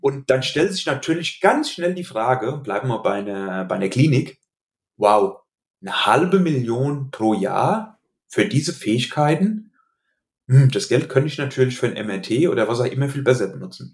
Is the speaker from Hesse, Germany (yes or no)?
yes; Hesse, Germany; accent: Hessian dialect; also born or lived in Limburg an der Lahn; an meinem Dialekt, äh, den ich nicht schaffe, ganz zu verbergen, hast du sicherlich gemerkt, dass ich in Hessen beheimatet bin.